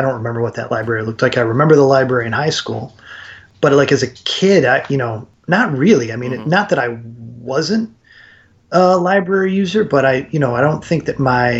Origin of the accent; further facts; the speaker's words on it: Churchville, New York, United States; I grew up west of Rochester in Churchville.